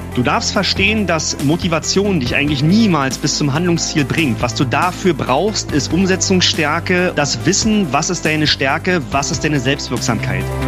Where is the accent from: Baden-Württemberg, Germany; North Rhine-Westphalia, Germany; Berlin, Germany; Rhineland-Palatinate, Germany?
Berlin, Germany; Ich komme aus Berlin